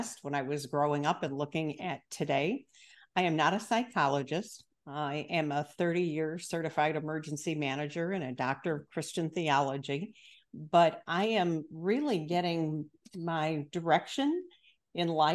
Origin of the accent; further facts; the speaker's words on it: Chicago, Illinois, United States; I'm from the Midwest as well, the Chicago area